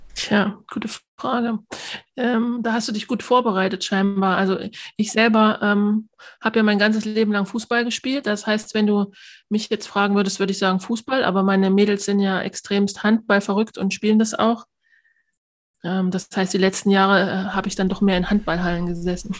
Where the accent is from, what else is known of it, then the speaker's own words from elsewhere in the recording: Altenbergen, Thuringia, Germany; in mein Heimatdorf äh, nach Altenbergen